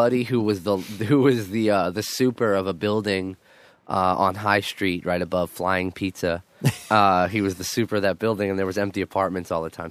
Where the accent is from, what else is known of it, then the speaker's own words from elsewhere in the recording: New York City, New York, United States; I'm from Queen, I'm from Queens